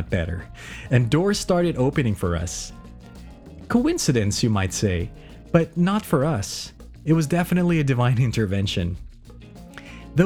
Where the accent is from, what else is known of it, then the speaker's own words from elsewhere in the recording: Philippines; moved away as an adult; also born or lived in Auckland, New Zealand; now in New Zealand; my home country, the Philippines